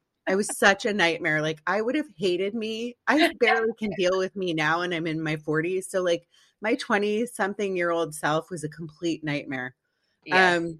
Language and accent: English; East Coast, United States; I grew up on the East Coast too, and now I've lived in sunny Southern California for over 20 years.